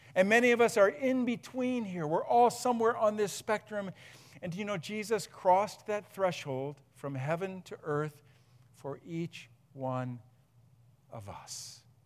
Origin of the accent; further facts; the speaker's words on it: Huron, Ohio, United States; also born or lived in Akron; we moved from Akron back up to here, grew up in Huron